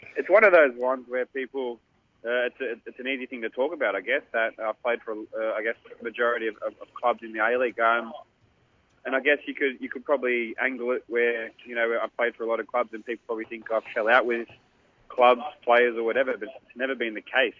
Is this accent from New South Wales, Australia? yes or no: yes; Sydney, New South Wales, Australia; it's my hometown club